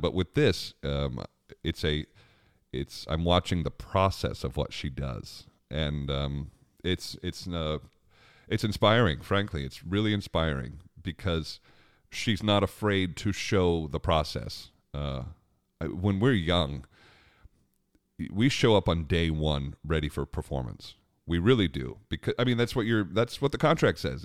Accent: Long Island, New York, United States; Growing up on Long Island, we had a great, uh, outdoor amphitheater called Jones Beach Amphitheater

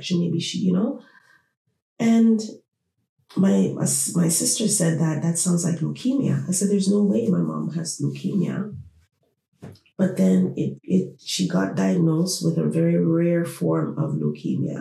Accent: Toronto, Ontario, Canada; we grew up in Toronto, city of Toronto

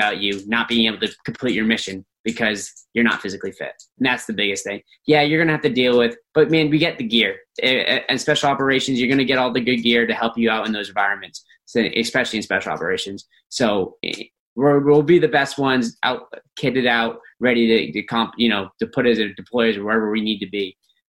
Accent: Boston, Massachusetts, United States; also born or lived in Washington; I grew up in Boston, so being in the cold, I mean, it sucks still, but I mean, I'm able to deal with that better than somebody who's, you know, not from here.

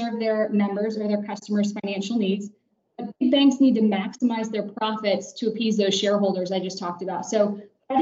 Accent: Florida, United States; moved away as an adult; now in Atlanta, United States; I'm originally from Florida, graduated from the University of Central Florida in Orlando.

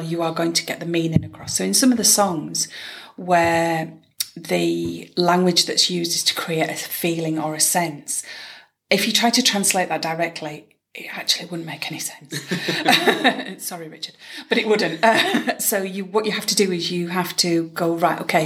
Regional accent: Yorkshire and the Humber, United Kingdom; accent: Yorkshire (in BSL); I automatically sign with a Yorkshire accent.

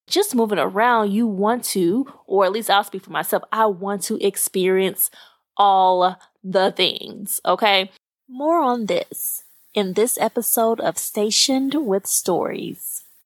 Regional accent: Little Rock, Arkansas, United States; moved away; I actually ra-, was raised very close to Memphis in Little Rock, Arkansas.

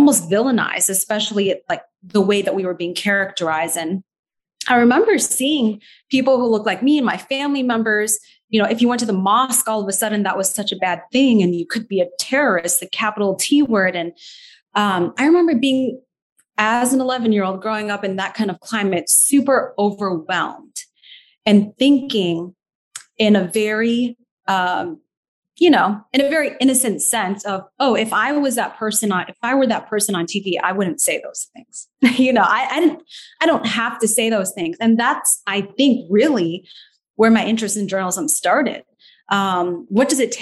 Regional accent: Naperville, Illinois, United States; also born or lived in Skokie, Illinois / Doha, Qatar / Chicago; I was born in the Chicago area, the suburbs of Chicago. I was born in Skokie, actually. Grew up in the Naperville area.

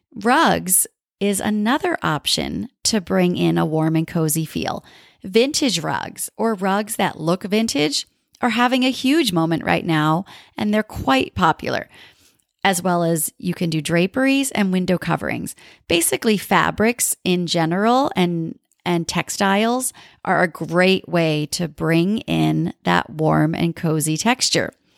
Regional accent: New England, United States; now in Southern California, United States; I grew up in New England with all the beautiful colors of fall

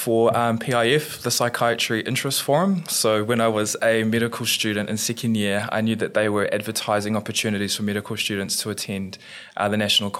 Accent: Auckland, New Zealand; I'm the mātāmua, the eldest of five children, and I grew up in West Auckland.

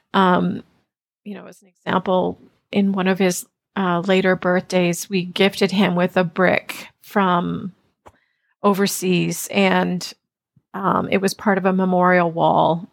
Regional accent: Ontario, Canada; also born or lived in Toronto; So, yes, I grew up in Canada and mostly in Ontario.

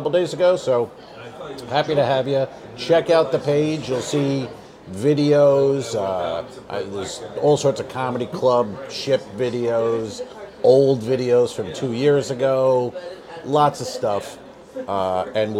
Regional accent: New York, United States; now in Florida, United States; I'm from New York

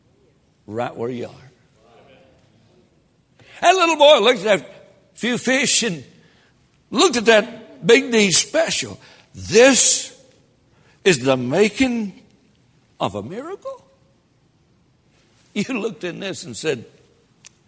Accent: Tennessee, United States; I'm from Tennessee

